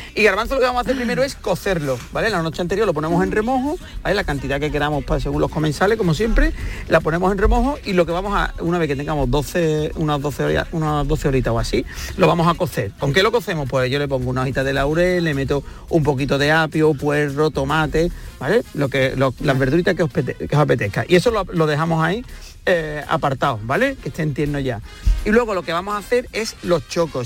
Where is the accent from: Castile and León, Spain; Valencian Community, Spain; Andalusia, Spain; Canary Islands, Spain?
Andalusia, Spain; Huelva; un guiso de mi tierra, de Huerva